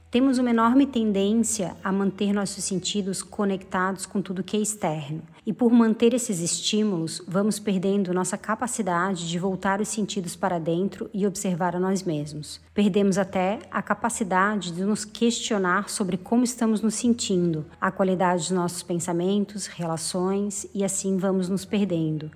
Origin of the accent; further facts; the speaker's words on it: Florianópolis, Santa Catarina, Brazil; sou de Florianópolis